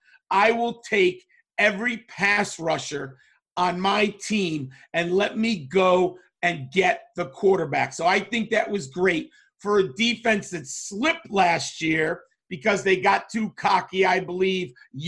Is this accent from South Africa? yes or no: no; Connecticut, United States; from my home state of Connecticut.